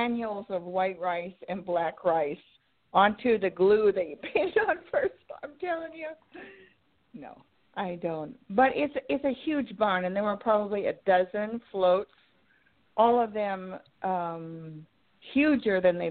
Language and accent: English; Midwest, United States; moved away as an adult; now in California, United States; I'm from the Midwest where the float is a big deal